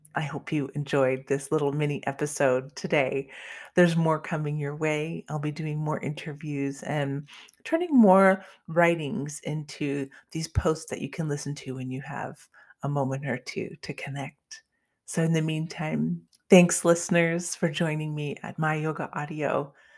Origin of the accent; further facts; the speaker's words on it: Canada; I'm actually Canadian